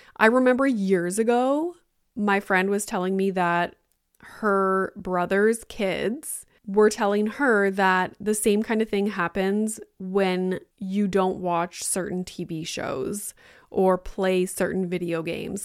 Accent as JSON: {"language": "English", "town": "Sudbury", "region": "Ontario", "country": "Canada", "moved": "yes", "lives_now": "Toronto area, Canada", "said": "I'm from Sudbury"}